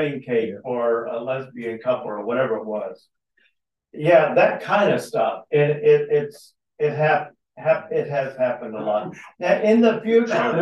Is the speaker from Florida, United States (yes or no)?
no; Texas, United States; I grew up in Texas